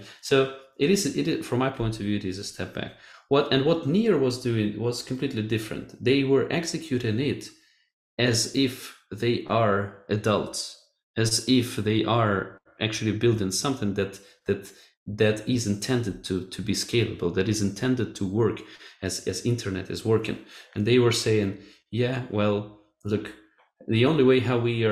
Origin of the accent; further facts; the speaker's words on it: Kharkiv, Kharkiv Oblast, Ukraine; now in Portugal; We're both from Ukrainian city Kharkiv, and we studied at the same school